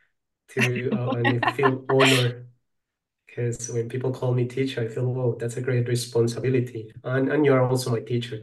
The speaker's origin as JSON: {"language": "English", "country": "Colombia", "said": "I'm from Colombia"}